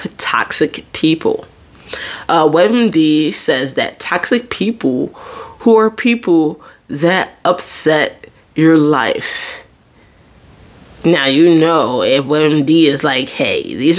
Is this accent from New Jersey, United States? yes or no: yes; New Jersey, United States; I'm from Jersey